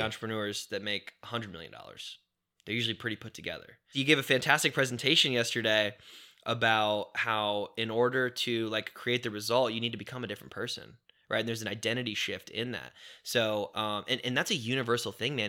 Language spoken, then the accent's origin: English; Indiana, United States; also born or lived in Chicago, Illinois; when my dad did leave and we moved from Chicago to Indiana